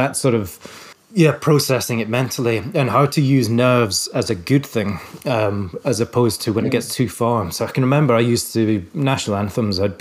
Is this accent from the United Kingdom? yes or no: yes; Edinburgh, Scotland, United Kingdom; I hail from Edinburgh, and that's where I'd say the story really begins and where my life began. Went to school there